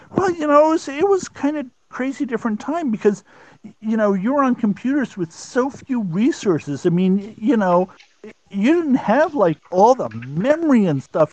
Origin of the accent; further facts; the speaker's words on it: Wilmington, Delaware, United States; Wilmington, Delaware.